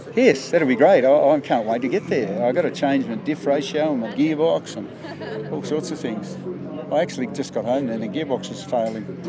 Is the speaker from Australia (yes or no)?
yes; Tasmania, Australia; moved away; it's my home state